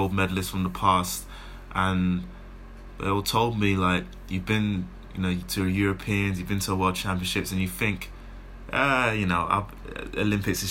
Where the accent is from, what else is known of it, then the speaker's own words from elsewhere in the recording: London, United Kingdom; in my home city, in my hometown. Like you said, literally just around the corner from where I grew up